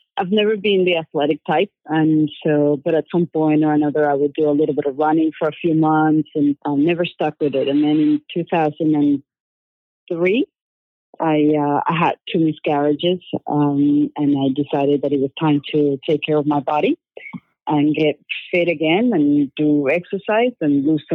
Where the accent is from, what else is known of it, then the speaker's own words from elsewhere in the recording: Venezuela; English is a second language; moved away as an adult; also born or lived in Greensboro, North Carolina / Philadelphia; now in San Diego, United States; I'm originally from Venezuela